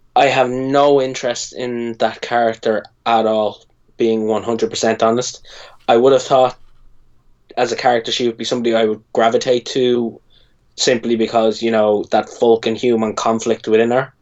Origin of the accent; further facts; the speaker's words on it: Ireland; I'm Irish.